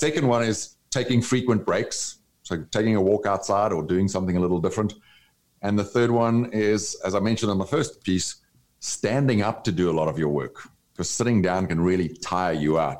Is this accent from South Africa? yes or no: yes; South Africa; moved away as an adult; also born or lived in Brazil; now in United States; I grew up in South Africa under the apartheid laws that separated people of different races